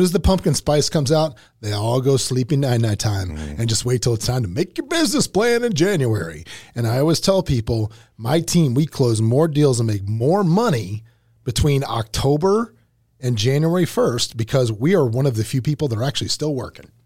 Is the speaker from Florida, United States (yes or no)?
yes; Lake City, Florida, United States; also born or lived in Gainesville; My actual hometown in Lake City.